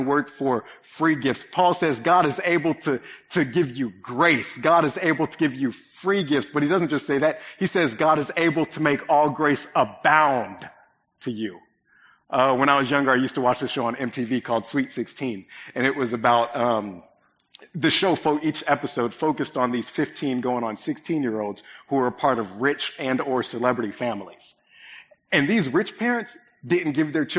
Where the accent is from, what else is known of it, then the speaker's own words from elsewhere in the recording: Oklahoma, United States; moved away; My family's massive. there's a lot of us, and most of us live in Oklahoma.